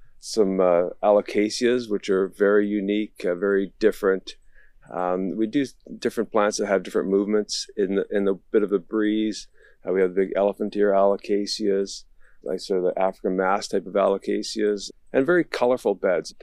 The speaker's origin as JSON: {"language": "English", "town": "Victoria", "region": "British Columbia", "country": "Canada", "said": "I'm from Victoria"}